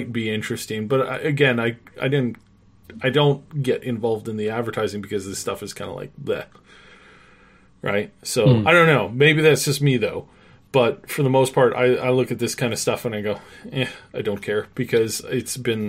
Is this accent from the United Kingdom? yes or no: no; Canada; being a Canadian